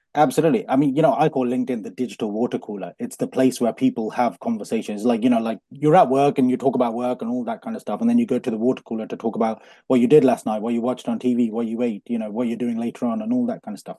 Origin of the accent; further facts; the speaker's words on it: Coventry, West Midlands, United Kingdom; born in Coventry, born and bred in Coventry